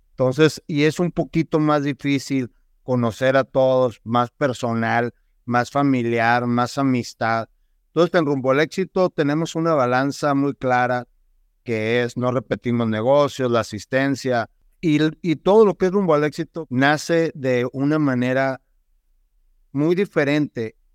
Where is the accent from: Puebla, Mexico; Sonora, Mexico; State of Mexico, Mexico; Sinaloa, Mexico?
Sonora, Mexico; Nogales; also born or lived in Tucson, United States; nacido aquí en la ciudad de Tucson, Arizona, criado en la hermosa ciudad de Nogal